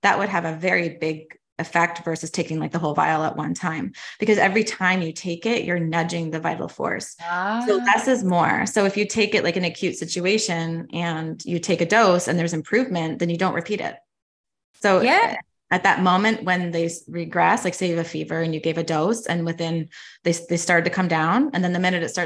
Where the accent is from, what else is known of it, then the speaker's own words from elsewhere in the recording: Canada; moved away as an adult; now in United States; I'm actually Canadian. So I am in Canada as well